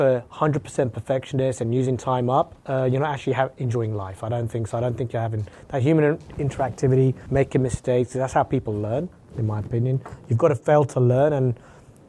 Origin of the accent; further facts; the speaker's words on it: London, United Kingdom; moved away as an adult; now in Vancouver, Canada; born and raised in London, and I left London just over about 15 years ago, newly married